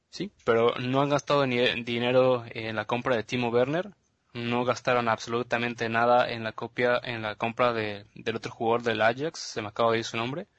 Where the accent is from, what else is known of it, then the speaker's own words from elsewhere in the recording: Mexico; somos, somos mexicanos